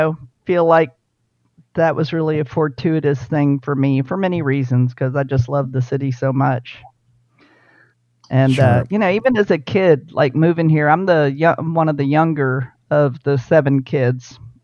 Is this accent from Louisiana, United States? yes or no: yes; New Orleans, Louisiana, United States; also born or lived in Key West, Florida; He retired in 64, and then we moved to Walnut Bend right there on MacArthur. And so I grew up on the West Bank.